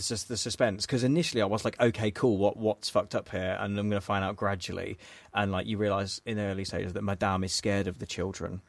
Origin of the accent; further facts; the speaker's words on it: England, United Kingdom; as an English person